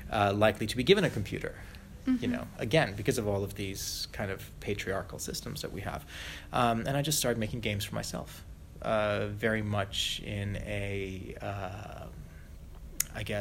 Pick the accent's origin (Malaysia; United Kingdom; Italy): Malaysia; I grew up as a third culture kid, uh, little white kid growing up in Malaysia